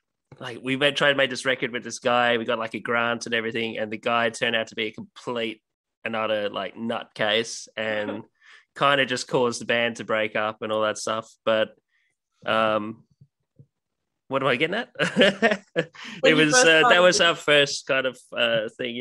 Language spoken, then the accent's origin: English; Ireland; now in Australia; being Irish and living in Australia